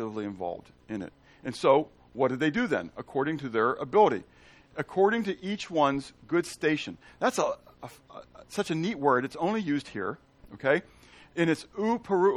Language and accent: English; Pittsburgh, Pennsylvania, United States; And I'm from Pittsburgh. Okay? I'm from Pennsylvania